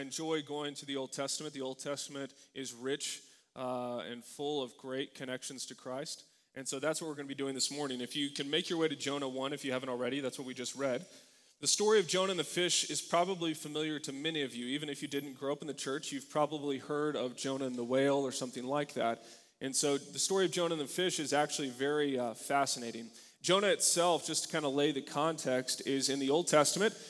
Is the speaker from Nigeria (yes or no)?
no; United States; For many of us as Americans